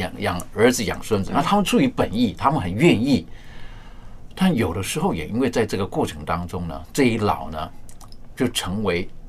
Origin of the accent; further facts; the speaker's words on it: China; 我们面对老人家的时候，我是觉得有的时候在我们中国人的一些的传统、一些的价值观，我是觉得还是十分可取的。